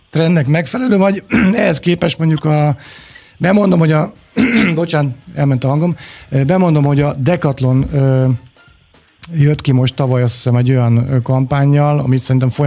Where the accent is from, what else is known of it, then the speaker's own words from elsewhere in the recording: Budapest, Hungary; Óbudán, ahol én a környéken én felnőttem